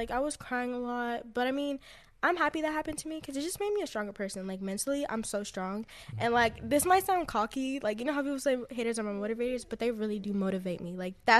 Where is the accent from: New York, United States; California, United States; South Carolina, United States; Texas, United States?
Texas, United States; Yeah, and I grew up in Texas.